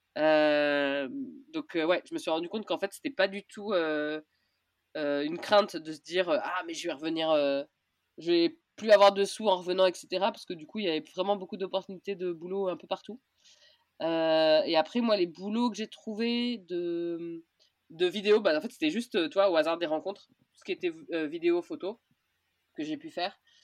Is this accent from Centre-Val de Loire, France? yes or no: yes; Orléans, Centre-Val de Loire, France; moved away as an adult; j'ai grandi à Orléans, mais depuis mes 18 ans, j'habitais plus à Orléans